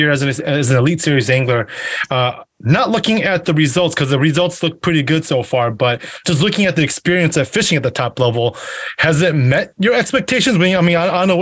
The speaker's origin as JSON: {"language": "English", "region": "Wisconsin", "country": "United States", "said": "I'm from Wisconsin"}